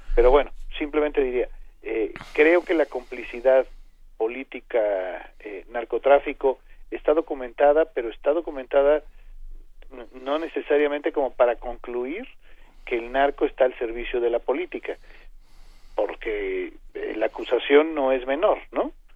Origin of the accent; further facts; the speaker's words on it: Arcelia, Guerrero, Mexico; moved away; Arcelia imagínense es mi tierra